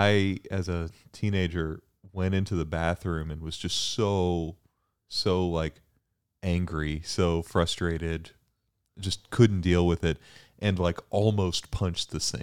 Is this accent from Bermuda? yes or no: yes; Bermuda; also born or lived in Houston, United States; I was born in Houston, and even though I grew up in Bermuda, I always knew I was from Houston.